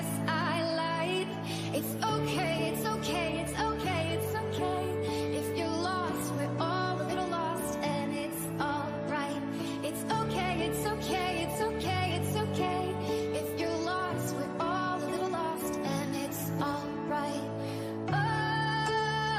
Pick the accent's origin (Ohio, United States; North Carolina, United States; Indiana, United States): Ohio, United States; Zanesville; I'm from Zanesville, Ohio